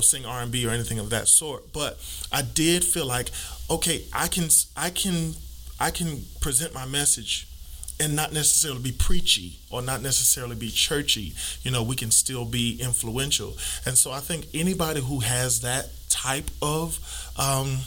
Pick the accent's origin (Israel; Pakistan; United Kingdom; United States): United States; New York City, New York; we were in Brooklyn, New York. I was born in Brooklyn.